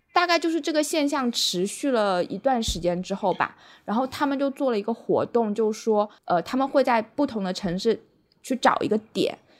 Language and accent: Chinese; Guangdong, China; moved away as an adult; also born or lived in Beijing / Hong Kong / Netherlands; now in Wenzhou, China; 我曾经就是在广东长大嘛，但是成年之后去了